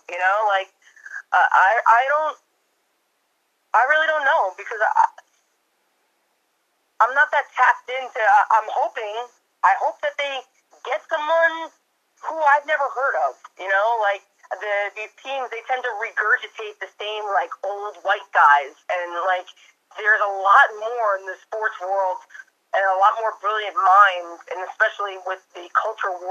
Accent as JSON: {"language": "English", "area": "Suffolk County", "region": "New York", "country": "United States", "tie": "born or raised there", "said": "if I stay in my hometown with the one cop, Suffolk County cop that patrols and knows the area"}